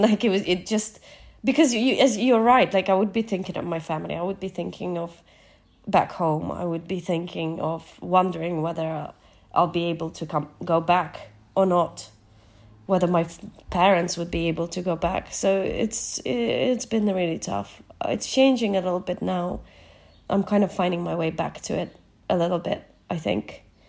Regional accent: Nova Kakhovka, Kherson Oblast, Ukraine; moved away; Kachowka in my hometown

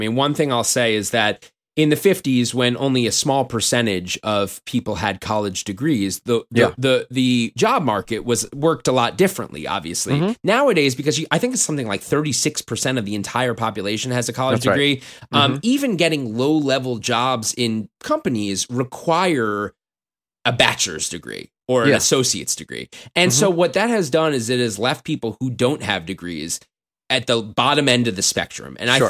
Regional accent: New York, United States; And I'm from New York, and I know New Yorkers.

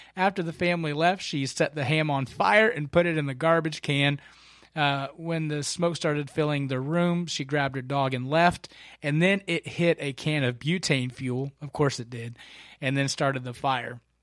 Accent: Kentucky, United States; now in Concord, United States; my home state of Kentucky

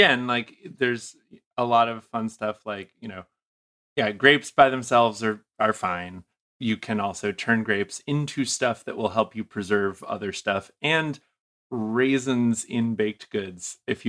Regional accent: New England, United States; because I'm originally from New England. That's the time of year where you stop being able to get food out of the ground and everything freezes and dies

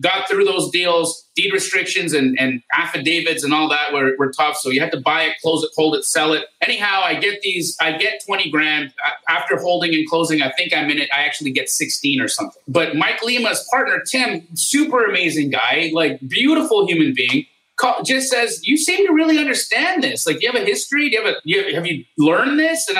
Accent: Calgary, Alberta, Canada; moved away as an adult; also born or lived in Los Angeles, California, United States; now in United States; I was born in Los Angeles, but at the age of 8, my family moved us to Canada

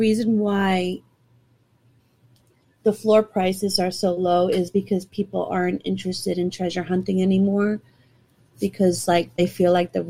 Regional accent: New York City, New York, United States; I'm from the Bronx

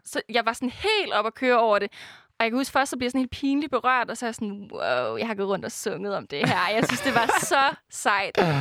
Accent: Denmark; jeg er fra Jylland

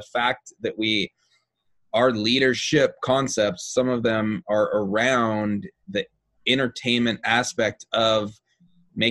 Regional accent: Seattle, Washington, United States; Seattle, Washington, which is my hometown area.

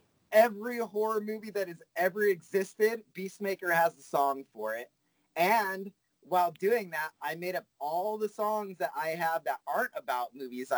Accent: Fresno, California, United States; I'm from Fresno where nothing cool happens

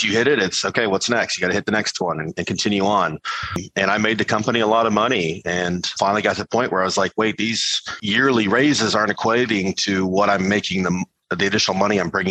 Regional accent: Charleston, South Carolina, United States; growing up in Charleston, South Carolina

